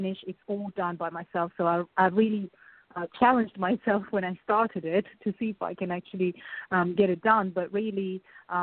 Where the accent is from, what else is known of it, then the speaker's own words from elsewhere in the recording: Russia; moved away; I was growing up in Russia at school